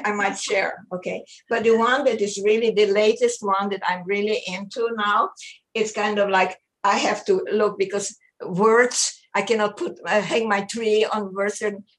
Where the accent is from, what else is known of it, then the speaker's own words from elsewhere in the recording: Israel; I grew up in Israel for 9 years.